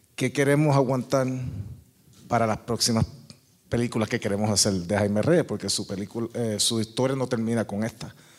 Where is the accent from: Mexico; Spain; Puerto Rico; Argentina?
Puerto Rico; Caguas; born or raised there